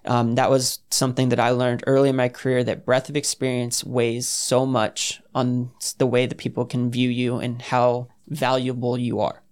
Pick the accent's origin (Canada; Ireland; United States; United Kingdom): United States; New Smyrna Beach, Florida; moved away as an adult; I'm from New Smyrna Beach, Florida, just south of Daytona.